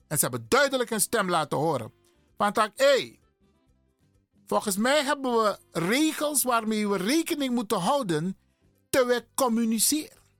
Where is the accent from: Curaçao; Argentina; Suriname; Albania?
Suriname; ik ben een Surinamer